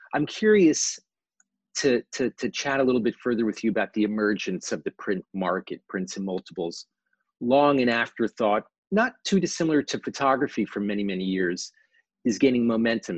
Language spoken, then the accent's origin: English; New York City, New York, United States; born and raised in New York City